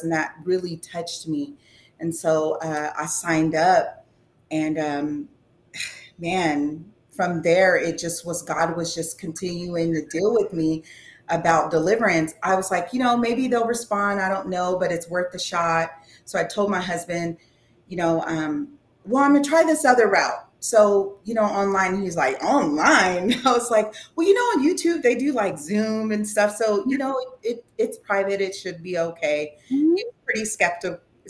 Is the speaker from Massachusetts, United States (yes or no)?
no; California, United States; also born or lived in Yuba City, California; now in Rocklin, United States; I'm from California